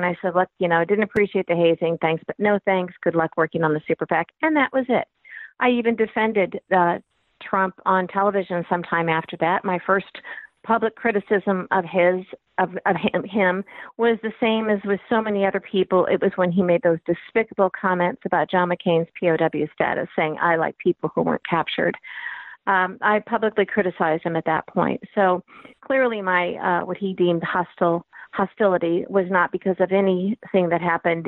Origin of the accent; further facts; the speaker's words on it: Peoria, Illinois, United States; also born or lived in Washington, D.C. / New York; now in Maryland, United States; I'm originally from Peoria, Illinois, flyover state. Then we migrated to Maryland, and I was 30 years in D.C. and several years in New York, and now back in Maryland